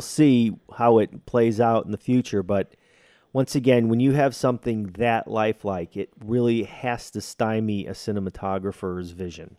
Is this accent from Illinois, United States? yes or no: yes; Chicago, Illinois, United States; I am from Chicago